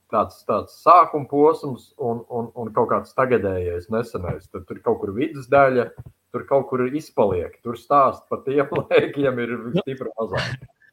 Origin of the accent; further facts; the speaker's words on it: Sabile, Talsi Municipality, Latvia; now in Riga, Latvia; Esmu sabiedrnieks